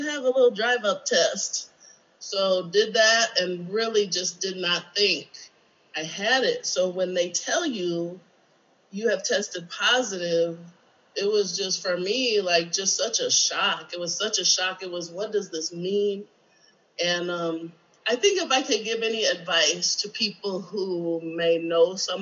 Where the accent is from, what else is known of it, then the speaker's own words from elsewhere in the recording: Michigan, United States; moved away as an adult; my hometown, Michigan